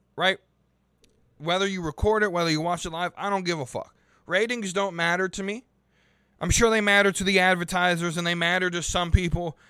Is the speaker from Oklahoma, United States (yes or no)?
no; Charlotte, North Carolina, United States; my hometown of Charlotte, North Carolina